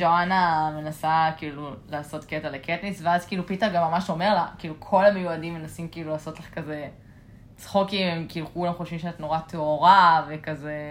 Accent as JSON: {"language": "Hebrew", "country": "Israel", "said": "אנחנו בתור ישראלים"}